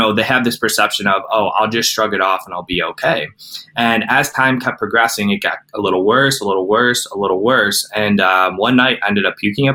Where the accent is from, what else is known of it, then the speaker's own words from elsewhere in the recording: Cleveland, Ohio, United States; I'm from Cleveland, Ohio